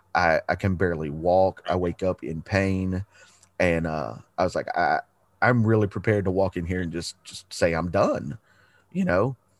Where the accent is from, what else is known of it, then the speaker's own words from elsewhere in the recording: Chattanooga, Tennessee, United States; also born or lived in Galveston, Texas; Moved to Chattanooga because uh, my dad had a job opportunity. We moved here, and uh, I've lived in the same house that I'm sitting in right